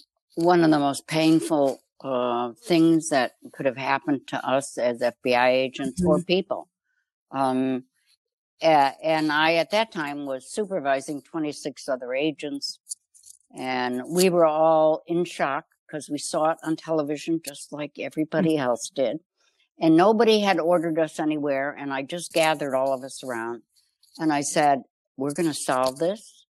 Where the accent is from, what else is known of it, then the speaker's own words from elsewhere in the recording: Chicago, Illinois, United States; I grew up in Chicago.